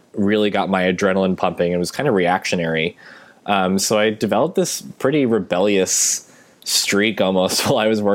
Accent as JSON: {"language": "English", "town": "Boston", "region": "Massachusetts", "country": "United States", "said": "I'm from Boston"}